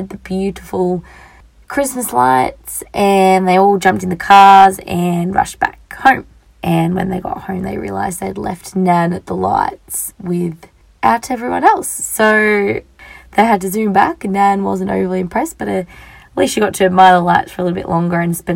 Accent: Australia; I'm just an Australian girl

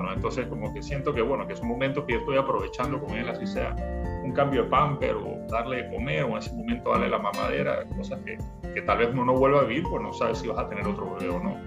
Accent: Panama; soy panameño

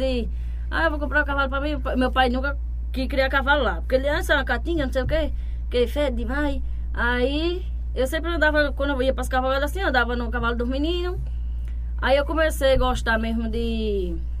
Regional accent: Pedras de Fogo, Paraíba, Brazil; Minha infância todinha foi lá no Engenho Bela Vista. É, nunca morei na cidade, não.

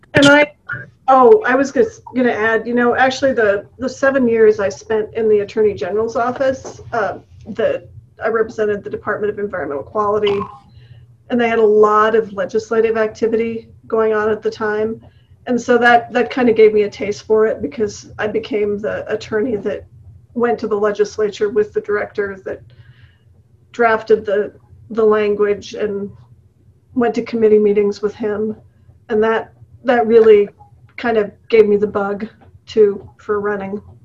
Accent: Campbell County, west of Gillette, Wyoming, United States; also born or lived in Denver, Colorado; now in Cheyenne, United States; I grew up in Campbell County I was raised on a, a ranch on Wild Horse Creek west of Gillette

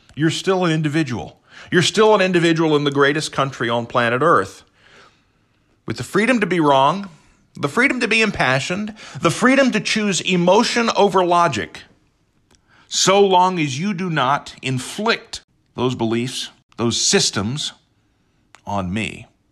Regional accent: United States; as an American

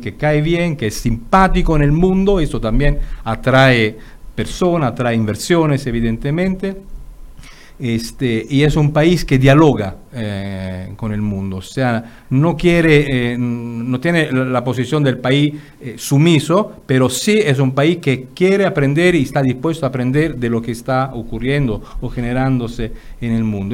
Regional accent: Italy; moved away; yo que soy italiano, digo, vengo de un país donde siempre estamos quejándonos de lo malo que somos

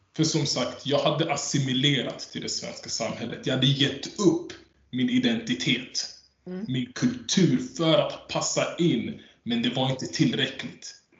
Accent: Sweden; Jag är född i Sverige

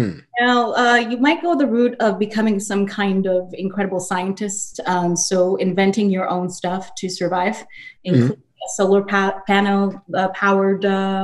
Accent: Nigeria; I grew up in Nigeria. I know how to, like, you know, I know how to get my food and gather.

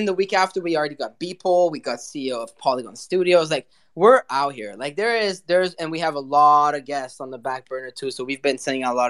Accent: Paris, Île-de-France, France; now in Montreal, Canada; I'm a city boy. You know, I was born in Paris, live in Montreal

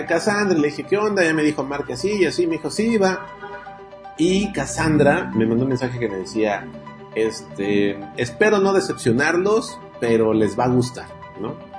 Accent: Mexico

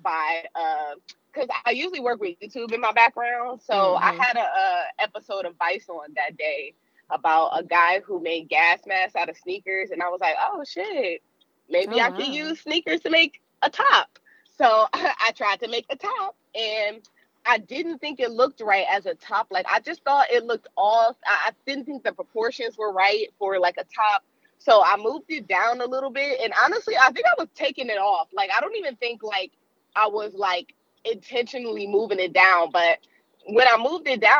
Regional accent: Cleveland, Ohio, United States; it was here in my hometown

